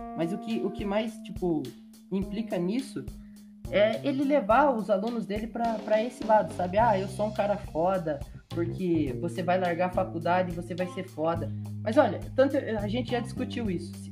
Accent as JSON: {"language": "Portuguese", "country": "Brazil", "said": "eu sou brasileiro"}